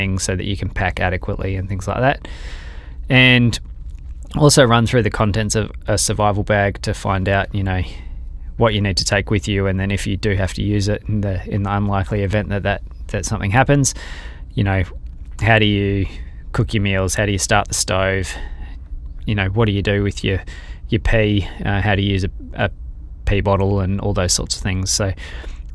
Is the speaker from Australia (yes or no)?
yes; Perth, Western Australia, Australia; coming from Perth, growing up in Western Australia